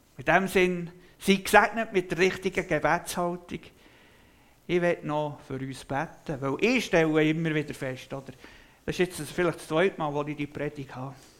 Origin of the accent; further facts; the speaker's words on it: Switzerland; bei uns in der Schweiz